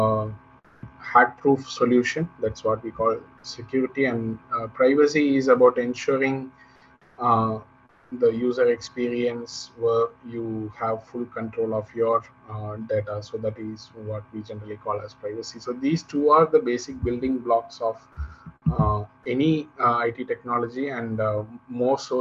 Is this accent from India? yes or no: yes; Tamil Nadu, India; I come from Tamil Nadu, so here we learn from our childhood that Yadum Ure Yavarum Kelir